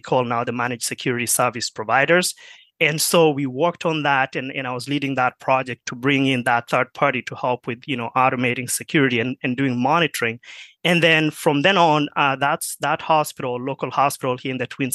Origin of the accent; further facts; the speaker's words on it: Kenya; moved away as an adult; also born or lived in Marshall, Minnesota; now in United States; I grew up in Kenya